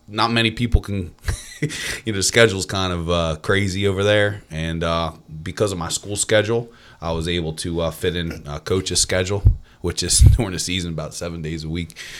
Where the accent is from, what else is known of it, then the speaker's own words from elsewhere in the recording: Cedarbrook, New Jersey, United States; now in Hamilton, United States; I'm not from Hamilton. Um, I'm actually from, um, a little town in Winslow called Cedarbrook.